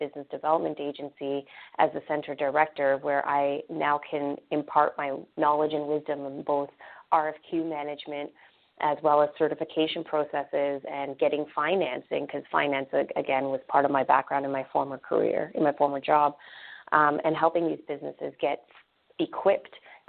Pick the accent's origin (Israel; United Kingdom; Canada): Canada; now in Orlando, United States; I myself am Canadian. I grew up in Canada. I went to York University in Toronto